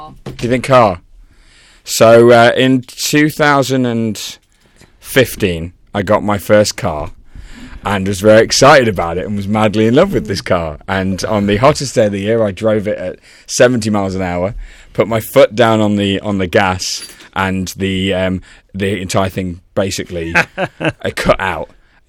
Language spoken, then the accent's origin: English; Cork, Munster, Ireland; Cork in Ireland.